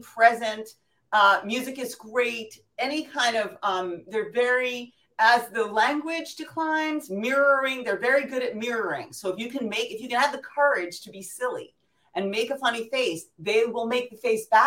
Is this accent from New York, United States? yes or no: yes; New York City, New York, United States; I'm from New York City